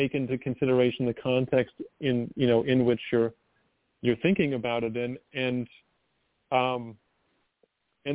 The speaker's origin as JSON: {"language": "English", "country": "United States", "said": "I'm obviously an American"}